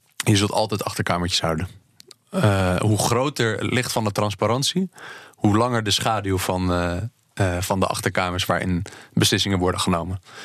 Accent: Netherlands; wij als Nederlanders en Europeanen

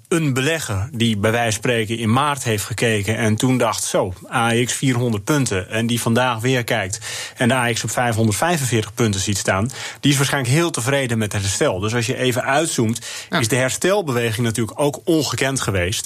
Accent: Netherlands

